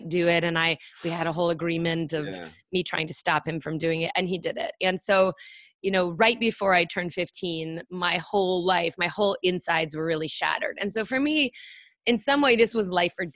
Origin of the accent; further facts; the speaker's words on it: San Francisco, California, United States; I was actually born on the Presidio